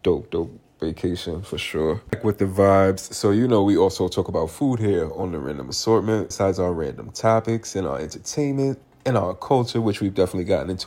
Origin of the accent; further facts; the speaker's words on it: New York City, New York, United States; moved away as an adult; also born or lived in Harlem; now in South Carolina, United States; my hometown. Kind of our hometown. New York City